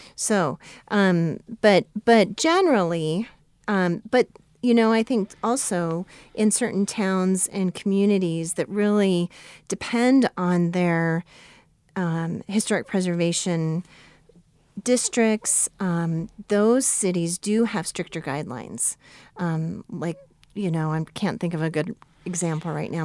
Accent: United States; growing up near Yellowstone, I went and saw every year of my life

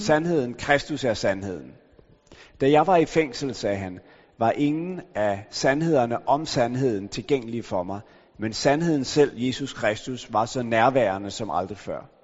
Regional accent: Denmark; jeg er opvokset i Danmark

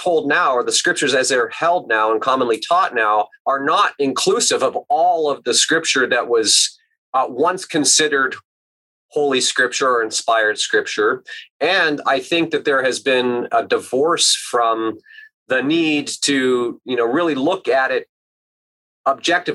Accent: Alaska, United States; my contemplative roots growing up in Alaska

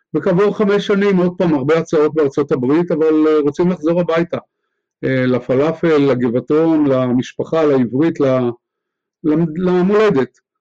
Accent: Haifa, Haifa District, Israel; also born or lived in Jerusalem; גדלתי בחיפה, הייתה אז עיר קטנה

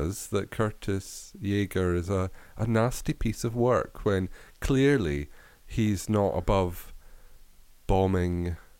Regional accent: Scotland, United Kingdom; I am Scottish.

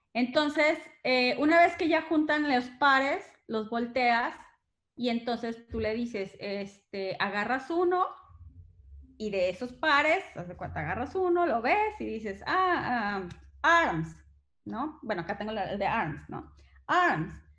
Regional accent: Mexico; yo soy mexicana

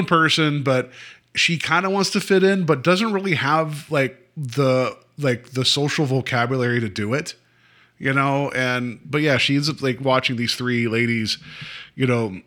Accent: West Virginia, United States; now in Ohio, United States; where I grew up in West Virginia, there would be no phone calls.

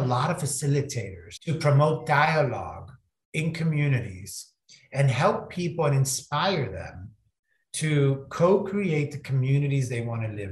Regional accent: Florida, United States; moved away; I'm originally from Florida, when I was a kid

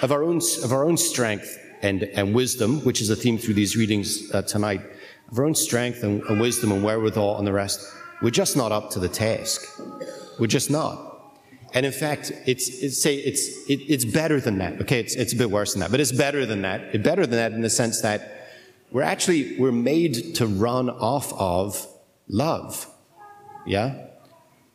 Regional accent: United Kingdom; I'm British

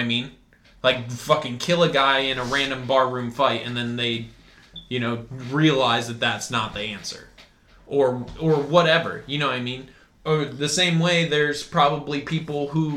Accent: Iowa, United States; Growing up in Iowa

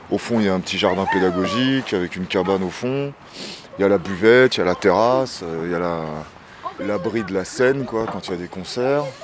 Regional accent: Pavillons-sous-Bois, Île-de-France, France; moved away as an adult; J'ai grandi à Pavillon-sous-Bois, Pavillon-sous-Bois en Seine-Saint-Denis. Mes parents ils sont de, deux origines différentes quoi, d'origines culturelles différentes.

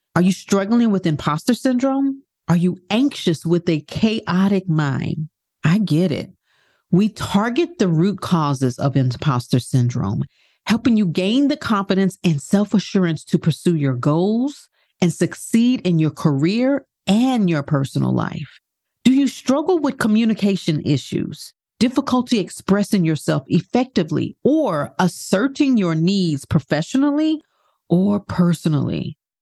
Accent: New York City, New York, United States; moved away; I was born in Brooklyn, Brooklyn Jewish Hospital

